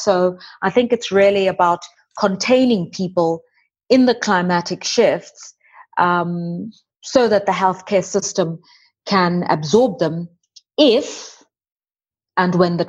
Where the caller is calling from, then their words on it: Johannesburg, Gauteng, South Africa; Johannesburg, South Africa, in my home, South Africa.